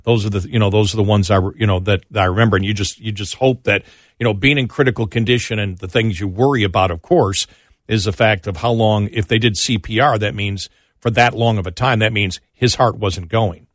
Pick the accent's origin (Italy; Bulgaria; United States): United States; Buffalo, New York; I'm from Buffalo and a fan